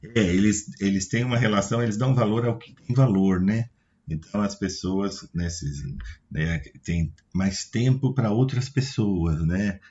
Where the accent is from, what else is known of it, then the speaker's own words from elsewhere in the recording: São Paulo, Brazil; para nós que somos daqui, eu sou paulistano